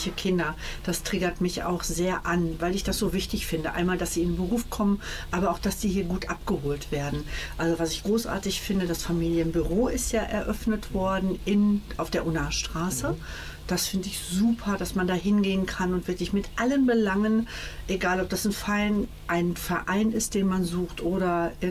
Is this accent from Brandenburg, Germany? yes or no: no; Iserlohn, North Rhine-Westphalia, Germany; Oder dann hatten wir noch eins auf der Iserlohner Heide. Mhm. Und da muss ich ganz ehrlich sagen, da habe ich tanzen gelernt